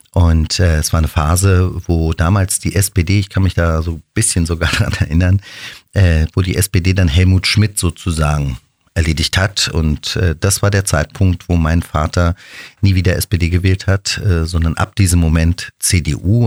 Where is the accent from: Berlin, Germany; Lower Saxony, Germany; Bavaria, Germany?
Berlin, Germany; diese Stadt, meine Heimatstadt